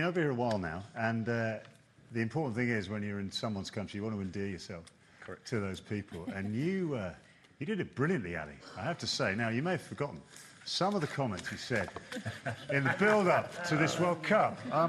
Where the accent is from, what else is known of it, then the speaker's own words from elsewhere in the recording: England, United Kingdom; as an Englishman